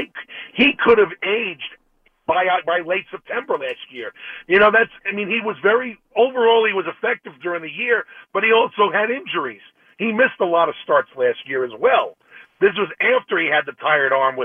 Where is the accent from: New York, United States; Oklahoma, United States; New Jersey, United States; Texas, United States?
New York, United States; New York City; moved away as an adult; now in Winter Haven, United States; I'm originally from the Bronx, but I've been down in Winter Haven for 6 years